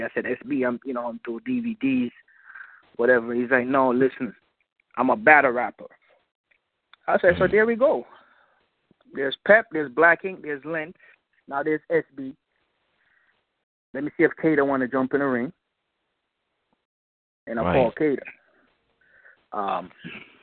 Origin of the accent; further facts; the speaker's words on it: Jamaica; I'm Jamaican